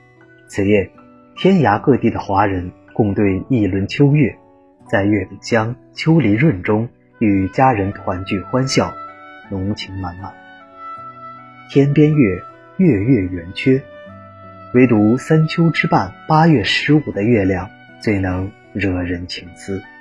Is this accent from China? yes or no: yes; Shandong, China; moved away as an adult; now in southern China; 我老家在山东，中秋节也正好是苹果成熟的时候。